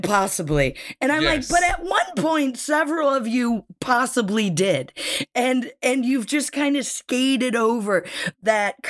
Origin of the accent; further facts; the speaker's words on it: United States; moved away as an adult; now in United Kingdom; I am American and I live in the UK, have for 8 years now